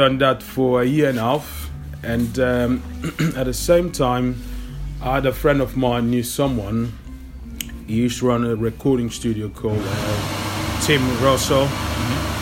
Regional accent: Paris, Île-de-France, France; moved away as an adult; also born or lived in Portugal; now in London, United Kingdom; I grew up in Paris and grew up in Portugal as well.

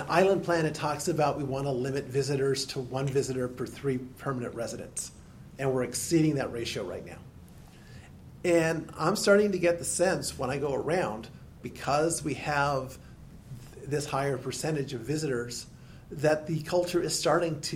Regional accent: Silicon Valley, California, United States; also born or lived in Edmonton, Alberta, Canada; now in Maui, United States; I basically grew up in California. I was 7 years old when we got to California. So grew up in what's now Silicon Valley

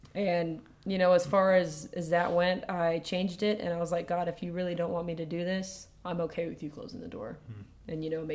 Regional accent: Virginia, United States; We're from Virginia originally, okay.

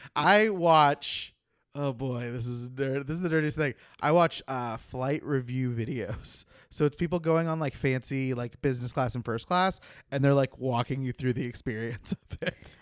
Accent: Oklahoma, United States; moved away; I grew up in Oklahoma where the chiropractors are everywhere

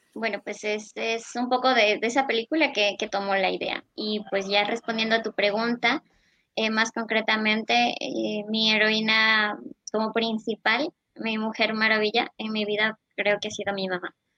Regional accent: Loja, Ecuador; also born or lived in Espíndola; Yo ya nací aquí en Loja, pero mi familia, pues mis abuelitos, mis papás, son de Espíndola.

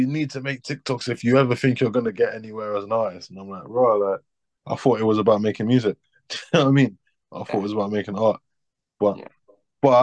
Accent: London, United Kingdom; I'm an artist from South London.

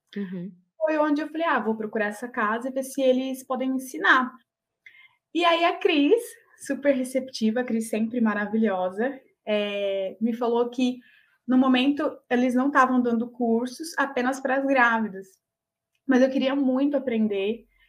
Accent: Olímpia, São Paulo, Brazil; eu sou de Olímpia, interior de São uhum. Paulo

